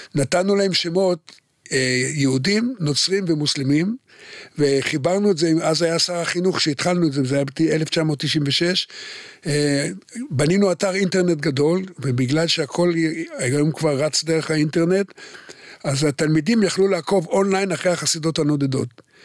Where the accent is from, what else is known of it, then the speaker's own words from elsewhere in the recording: Haifa, Haifa District, Israel; אני נולדתי בחיפה